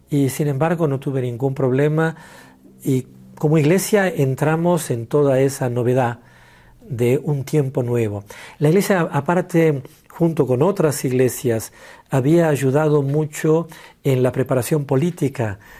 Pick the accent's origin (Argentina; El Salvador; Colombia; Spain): Argentina; moved away as an adult; also born or lived in London; now in South Africa; Así que yo salí de Argentina en el 93 para ir a Londres a estudiar inglés y llegué a Sudáfrica en enero del 94.